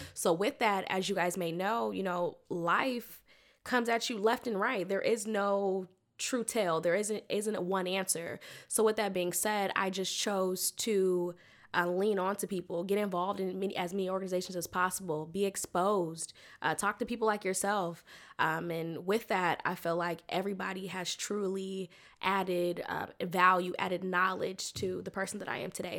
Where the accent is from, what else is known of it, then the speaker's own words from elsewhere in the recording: Sacramento, California, United States; accent: twang; moved away as an adult; also born or lived in Mobile, Alabama / Hampton, Virginia; now in Washington, D.C., United States; I was raised in Sacramento, California